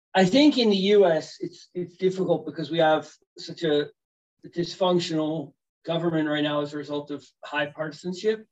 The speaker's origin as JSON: {"language": "English", "country": "United States", "also_born_or_lived": "Sweden", "moved": "yes", "said": "as an American"}